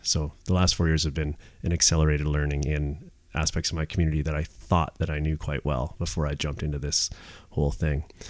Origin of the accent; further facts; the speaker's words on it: Squamish, British Columbia, Canada; I'm third generation Squamish